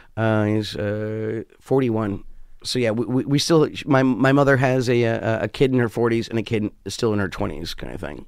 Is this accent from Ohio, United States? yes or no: no; New York, United States; also born or lived in West Hollywood; I'm a New Yorker through and through.